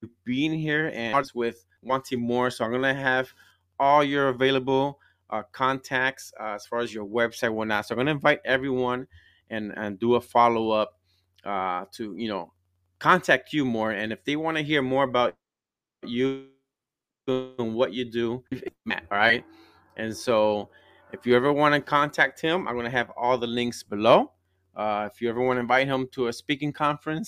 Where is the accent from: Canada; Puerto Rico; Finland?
Puerto Rico; I'm from Puerto Rico and my wife is from Colombia